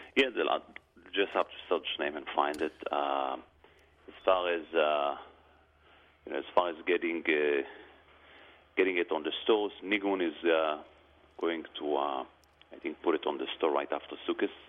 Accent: Jerusalem, Jerusalem District, Israel; now in United States; I was born in Jerusalem, right next to Machane Yehuda

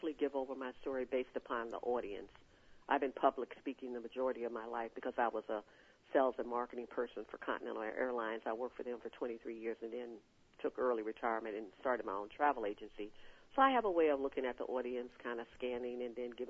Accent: Chicago, Illinois, United States; we were born and raised in Chicago

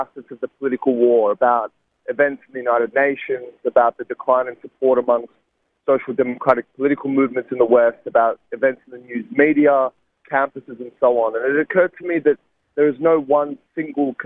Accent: Sydney, New South Wales, Australia; a university in my hometown of Sydney

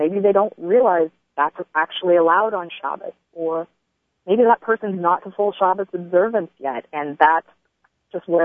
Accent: Tennessee, United States; I was born and raised in Tennessee in an atheist family.

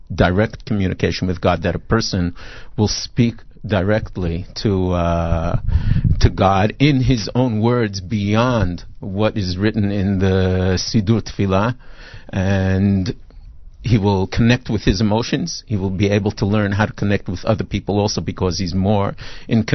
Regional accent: New York City, New York, United States; moved away as an adult; also born or lived in Brooklyn / Flatbush; now in Israel; Born in Brooklyn, grew up in Queens mainly

